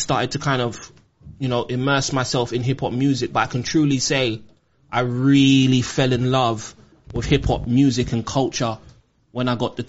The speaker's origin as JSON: {"language": "English", "region": "London", "country": "United Kingdom", "tie": "born or raised there", "said": "I was raised in Kensal Rise with my grandmother, me, my brother and my sister. I went to school in Harlesden. So I was back and forth between Kensal Rise and Harlesden. And, you know, this is in the 80s and 90s."}